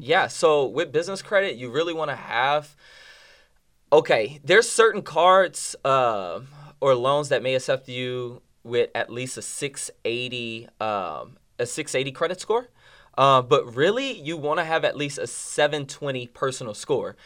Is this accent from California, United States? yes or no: no; New Orleans, Louisiana, United States; now in Dallas, United States; I'm from New Orleans, Louisiana